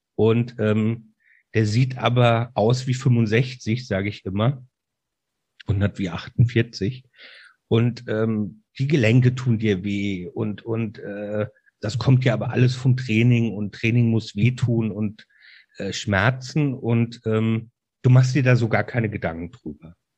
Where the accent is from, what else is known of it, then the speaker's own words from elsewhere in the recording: Mainz, Rhineland-Palatinate, Germany; Ich bin ein echter Mainzer Bub, also Mainzer, ähm, und mit Leib und Seele Rheinhesse